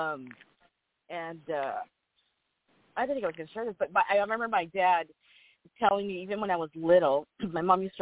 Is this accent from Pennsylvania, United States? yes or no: no; Los Angeles, California, United States; also born or lived in Whittier, California; I was born here in LA and raised here